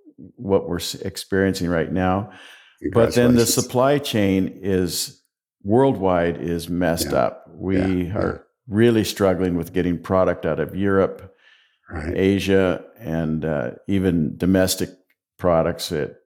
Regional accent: Longview, Washington, United States; also born or lived in Gladstone, Oregon; I grew up mostly in Longview, Washington, and then graduated from high school down in Gladstone, Oregon, which is a suburb of Portland.

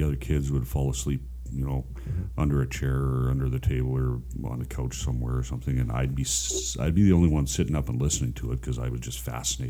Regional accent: Saskatchewan, Canada; I grew up in Saskatchewan.

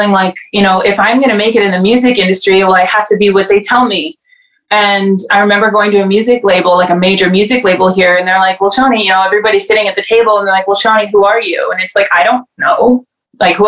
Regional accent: Welland, Ontario, Canada; moved away as an adult; also born or lived in Toronto; now in Edmonton, Canada; I grew up in Welland

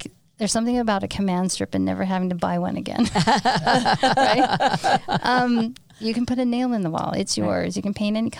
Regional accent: St. George, Utah, United States; also born or lived in Salt Lake City, Utah; now in Hurricane, United States; I grew up in St. George

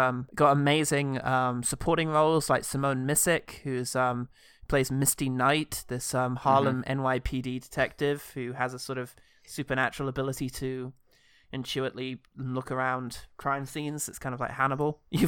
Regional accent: United Kingdom; at least to me, being a British person, uniquely relatable and frightening.

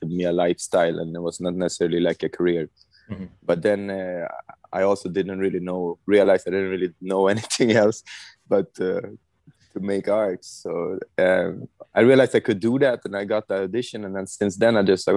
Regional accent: Stockholm, Stockholm County, Sweden; I was born in Stockholm, Sweden.

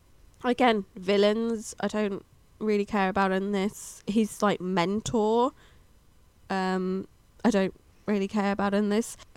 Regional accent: United Kingdom

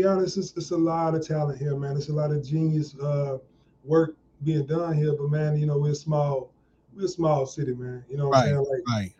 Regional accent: South Bend, Indiana, United States; I hail from South Bend, Indiana. It was pretty cool growing up in Indiana, man. You know, it's kind of rough. You know what I'm saying? We're in between Chicago and Detroit

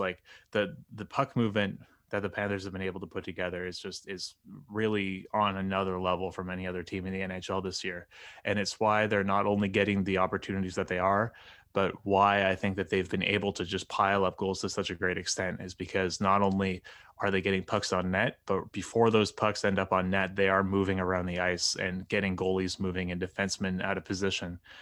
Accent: Halifax, Nova Scotia, Canada; the Halifax Mooseheads, who are my hometown junior team

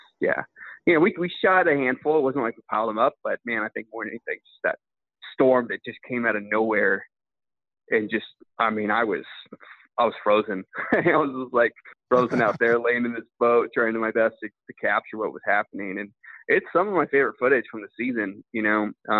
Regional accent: California, United States; so I grew up in California hunting ducks since, you know, 3 years old.

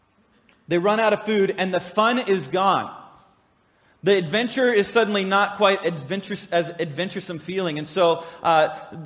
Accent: Oregon, United States; I grew up in Oregon. I know Oregon

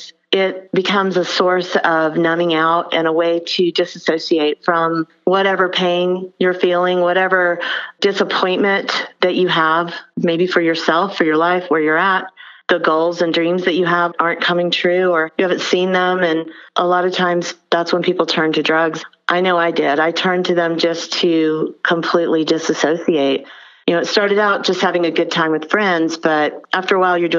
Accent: Albany, Georgia, United States; I'm from Albany, Georgia

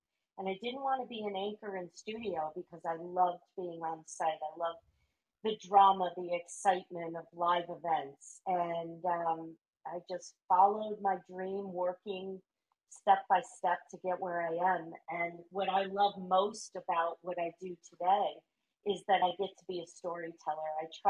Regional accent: Detroit, Michigan, United States; growing up in the Detroit area

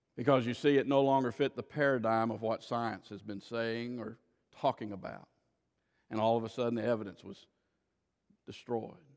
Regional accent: Florida, United States; I grew up in Florida

